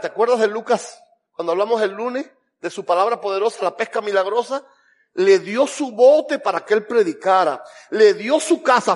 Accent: Camagüey, Cuba; yo soy cubano, pero yo soy de Camagüey.

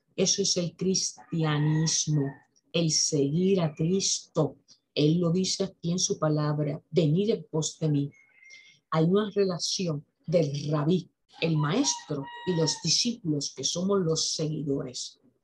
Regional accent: Aguadilla, Puerto Rico; Yo vivo en Aguadilla. Aguadilla es un pueblo al noroeste de Puerto Rico. Es un pueblo bañado por el Océano Atlántico. Yo estudié en las escuelas que están en el mismo pueblo

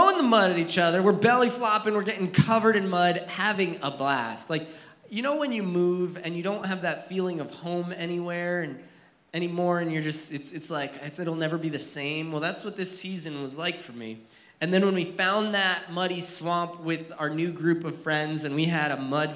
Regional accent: New Jersey, United States; I grew up in New Jersey, and yeah, there's woods in New Jersey. I actually lived in a mountainy area, very rural Jersey

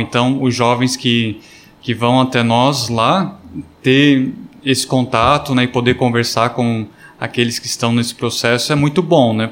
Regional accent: Imbuia, Santa Catarina, Brazil; moved away; Eu sou natural de Santa Catarina, de Imbuia

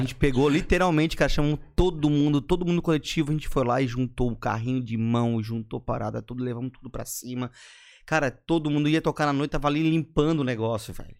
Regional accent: Florianópolis, Santa Catarina, Brazil; Sou manezinho da Carmela

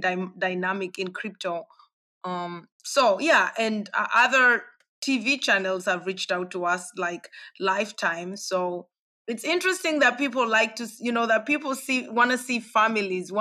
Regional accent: Kenya; moved away as an adult; also born or lived in Europe; I grew up in Kenya, born and raised. I lived 18 years in Kenya

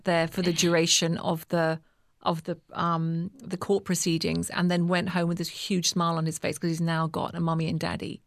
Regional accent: United Kingdom; accent: British; moved away as an adult; now in South Africa; I'm British, as you can probably hear by my accent.

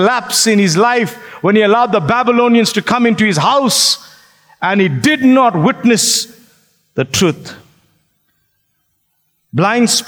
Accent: Phoenix, KwaZulu-Natal, South Africa; I grew up in Phoenix.

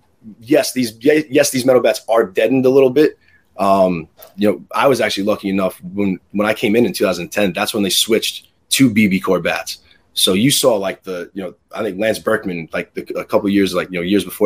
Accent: Levittown, New York, United States; I'm from Levittown. I went to MacArthur High School, Abbey Lane Elementary School

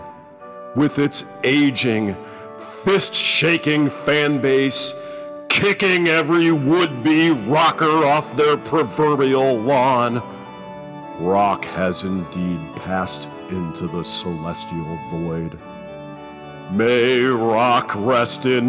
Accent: Ohio, United States; I'm from the Midwest. I'm an Ohioan

